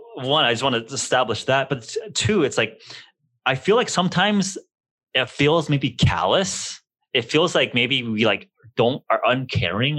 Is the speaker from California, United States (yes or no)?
yes; Los Angeles, California, United States; as a kid growing up in Los Angeles